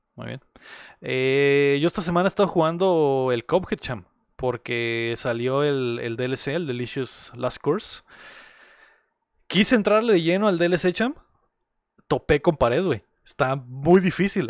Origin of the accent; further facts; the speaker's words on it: Mexico; nosotros como mexicanos